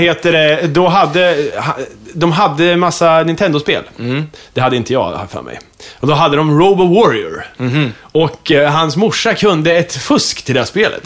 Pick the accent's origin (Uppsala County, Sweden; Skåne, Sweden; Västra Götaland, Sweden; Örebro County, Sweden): Örebro County, Sweden; Kumla; moved away; de låg i min utklädningslåda i Kumla.